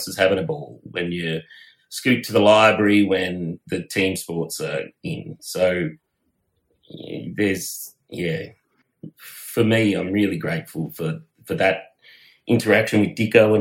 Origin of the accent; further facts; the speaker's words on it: Bathurst, New South Wales, Australia; I grew up just outside of Bathurst